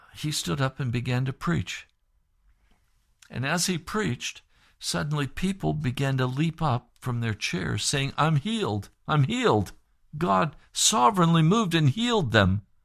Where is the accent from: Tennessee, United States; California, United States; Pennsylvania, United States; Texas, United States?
Pennsylvania, United States; Sharon; I grew up in Sharon, Pennsylvania, out in the country, Sharpsville, Greenville.